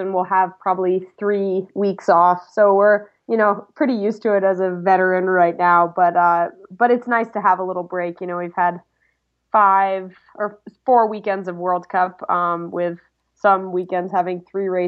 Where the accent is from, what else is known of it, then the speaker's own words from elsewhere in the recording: Vermont, United States; Well, I grew up in Vermont as an alpine ski racer and runner.